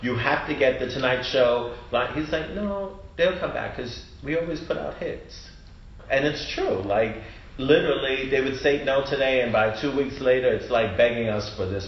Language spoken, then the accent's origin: English; New York, United States; I'm from New York